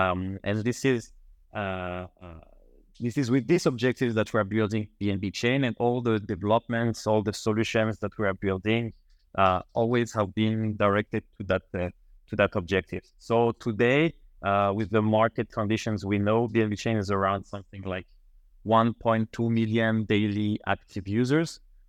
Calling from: Paris, Île-de-France, France; Paris. Now, right now, I'm based in Paris.

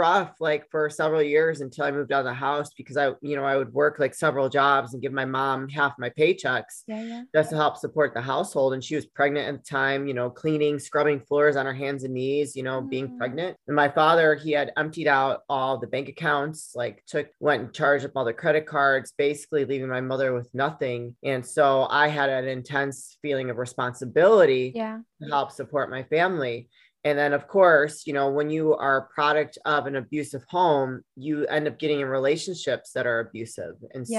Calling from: Chicago, Illinois, United States; Alejandra, I am out of the Chicagoland area in Illinois.

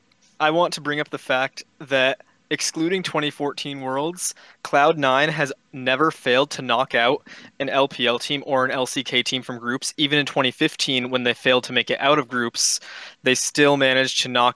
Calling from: Connecticut, United States; I'm calling from Connecticut.

